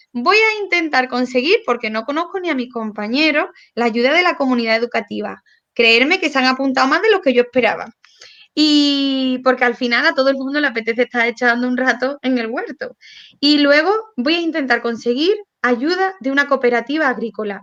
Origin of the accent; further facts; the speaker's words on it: Córdoba, Andalusia, Spain; yo soy cordobesa, hablo mucho y muy rápido